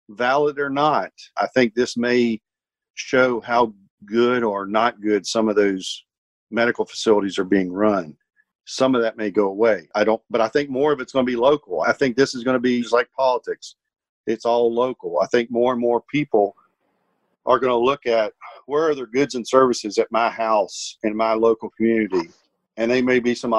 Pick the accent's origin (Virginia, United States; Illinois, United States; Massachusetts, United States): Virginia, United States; moved away; my hometown back in Virginia